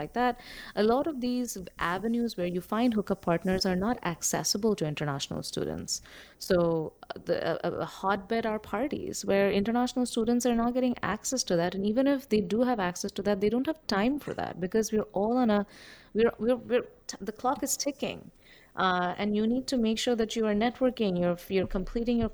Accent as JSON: {"language": "English", "country": "India", "moved": "yes", "said": "I come from India"}